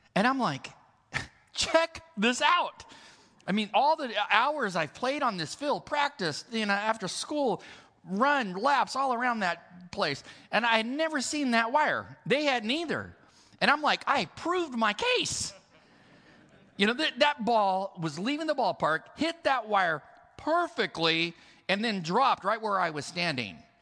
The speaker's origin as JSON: {"language": "English", "region": "California", "country": "United States", "said": "I'm from California"}